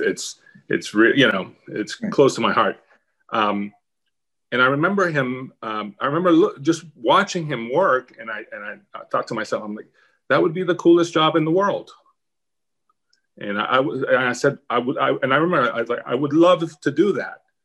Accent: Miami, Florida, United States; moved away as an adult; I was from Miami

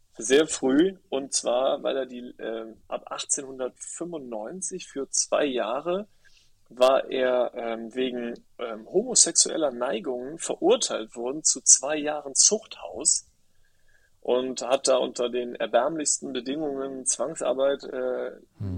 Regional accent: Rhineland, Germany; moved away; also born or lived in Berlin; Ich komme halt aus dem Rheinland, so rheinische oder rheinische Frohnatur.

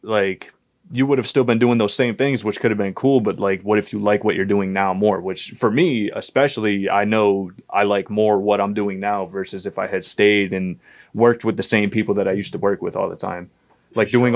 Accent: Bristol, Connecticut, United States; growing up in Bristol, as soon as my life like started in Bristol

